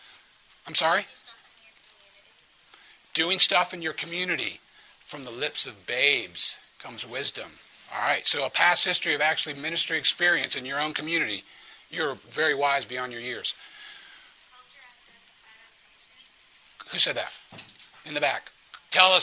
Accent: New Orleans, Louisiana, United States; New Orleans, that's my hometown

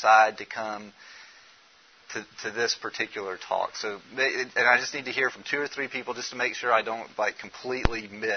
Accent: Memphis, Tennessee, United States; I'm from Memphis, Tennessee

